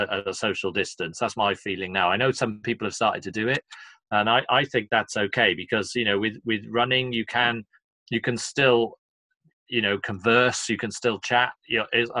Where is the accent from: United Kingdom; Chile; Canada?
United Kingdom; Cardiff, Wales; moved away; it's my hometown